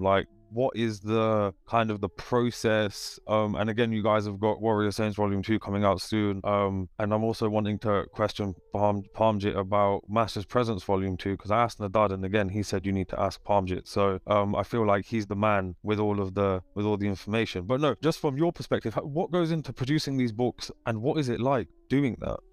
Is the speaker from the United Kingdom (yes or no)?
yes; United Kingdom; dad was born in Kenya and then came over in the seventies with, uh, my grandma, and then, uh, we're all born here